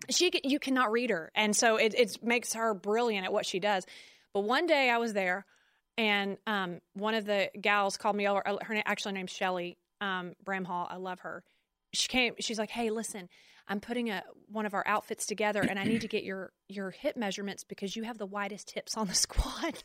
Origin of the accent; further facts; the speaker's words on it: Conroe, Texas, United States; I'm from Conroe